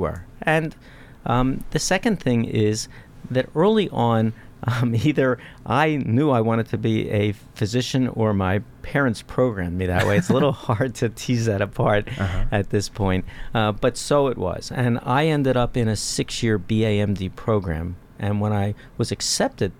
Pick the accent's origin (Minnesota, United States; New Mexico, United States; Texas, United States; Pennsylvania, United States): Pennsylvania, United States; Philadelphia; moved away as an adult; I grew up in Philadelphia.